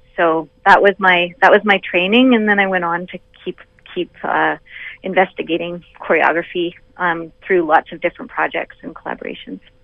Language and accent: English; Vancouver Island, British Columbia, Canada; now in Toronto, Canada; I'm a BC girl, though. I grew up on Vancouver Island, so Toronto is my home away from home.